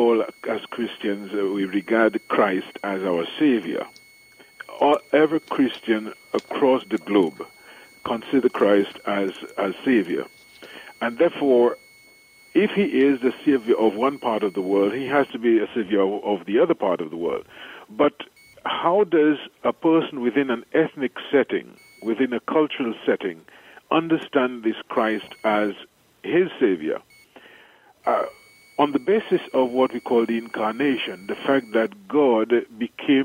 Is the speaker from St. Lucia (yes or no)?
yes; St. Lucia; moved away as an adult; also born or lived in Trinidad / Chicago / Rome; now in Dominica; I am from the island of St. Lucia, I was born in St. Lucia